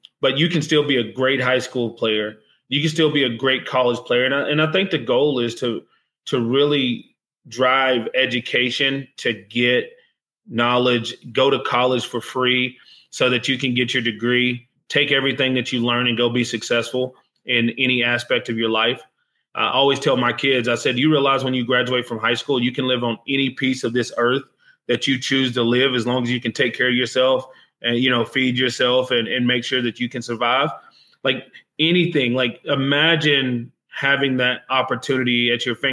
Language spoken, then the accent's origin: English; United States; I'm American